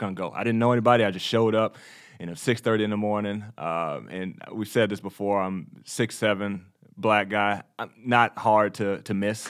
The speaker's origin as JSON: {"language": "English", "region": "Texas", "country": "United States", "tie": "born or raised there", "also_born_or_lived": "New York", "said": "I was born in the Bible Belt"}